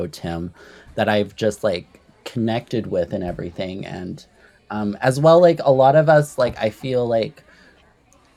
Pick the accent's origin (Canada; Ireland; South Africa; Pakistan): Canada; Well, I am a Canadian artist